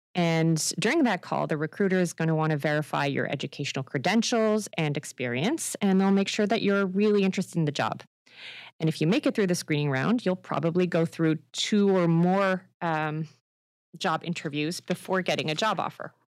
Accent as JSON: {"language": "English", "country": "France", "moved": "as an adult", "lives_now": "Canada", "said": "my home country, uh, France"}